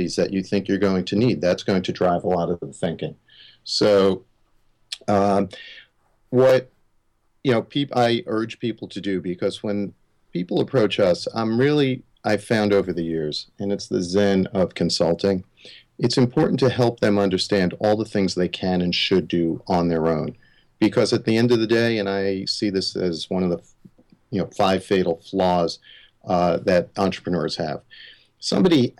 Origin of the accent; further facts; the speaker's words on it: Long Island, New York, United States; I grew up on Long Island in the 70s